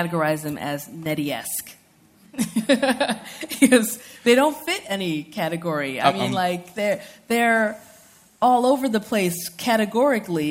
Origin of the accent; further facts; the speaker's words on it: United States; I was born and raised in the United States, I'm also Nigerian American